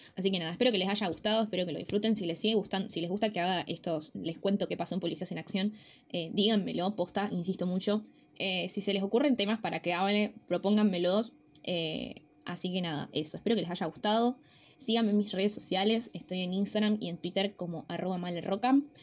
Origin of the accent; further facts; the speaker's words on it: Rosario, Santa Fe, Argentina; somos los rosarinos